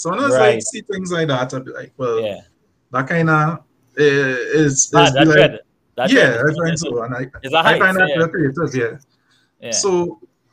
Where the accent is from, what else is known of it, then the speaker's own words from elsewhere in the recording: Trinidad & Tobago; I am a Trinidadian